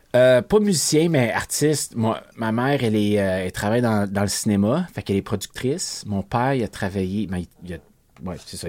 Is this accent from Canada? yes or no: yes; Dollard-des-Ormeaux, Quebec, Canada; also born or lived in Saint-Lazare; J'ai de Montréal. J'ai grandi dans West Island